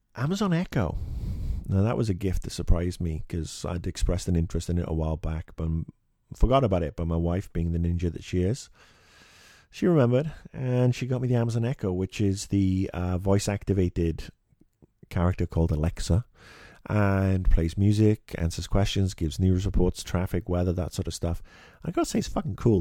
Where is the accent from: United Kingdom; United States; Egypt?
United Kingdom; As a Brit coming home from school